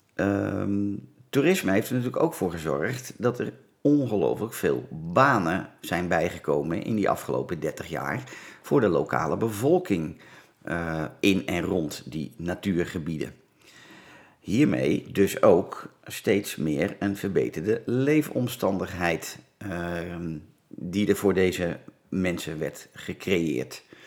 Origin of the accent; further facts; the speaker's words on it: Laren, North Holland, Netherlands; Ik ben geboren in het Gooi, in het mooie dorpje Laren, Noord-Holland. Dus een Gooisjochie